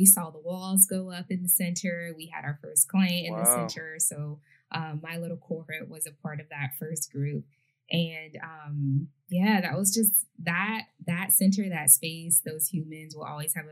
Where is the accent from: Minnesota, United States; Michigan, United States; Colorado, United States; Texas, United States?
Michigan, United States; Detroit; I'm from the East Side, which is the Metro Detroit area